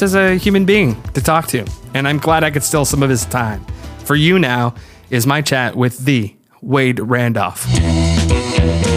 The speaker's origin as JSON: {"language": "English", "country": "Canada", "said": "I am a Canadian"}